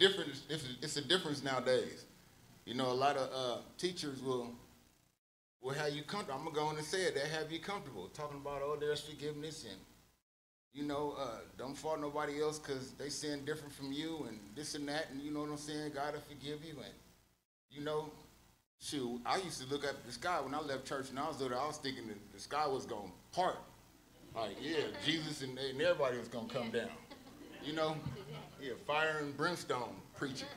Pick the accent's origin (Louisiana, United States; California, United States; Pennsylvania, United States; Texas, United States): California, United States; Oakland; I was born and raised in Oakland, California